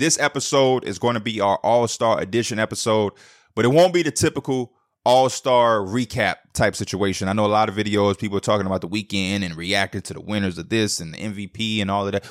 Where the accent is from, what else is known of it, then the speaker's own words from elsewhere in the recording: Chicago, Illinois, United States; I'm from the Midwest, I'm from Chicago